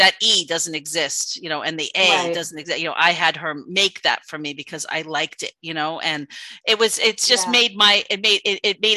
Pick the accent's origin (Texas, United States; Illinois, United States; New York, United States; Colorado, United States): New York, United States; being a New Yorker